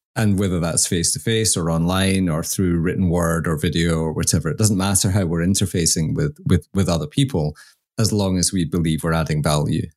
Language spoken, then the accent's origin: English; Scotland, United Kingdom; I'm Scottish